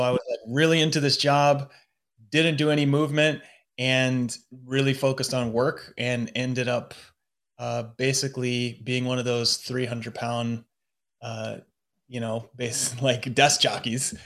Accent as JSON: {"language": "English", "country": "United States", "moved": "as an adult", "lives_now": "London, United Kingdom", "said": "I'm in London as an American"}